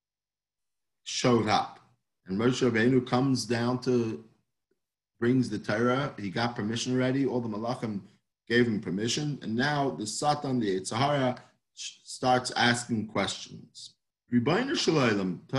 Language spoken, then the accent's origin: English; New York City, New York, United States; now in Hollywood, Florida, United States; I grew up in Manhattan